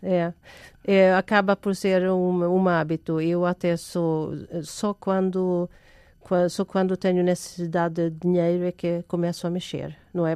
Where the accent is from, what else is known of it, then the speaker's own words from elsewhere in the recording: Sweden; now in Portugal; eu sou sueca de origem